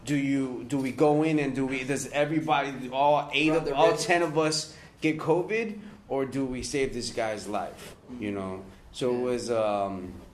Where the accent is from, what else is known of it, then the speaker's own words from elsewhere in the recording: Miami, Florida, United States; moved away as an adult; also born or lived in California; I'm from Miami, baby. I'm from the 305, man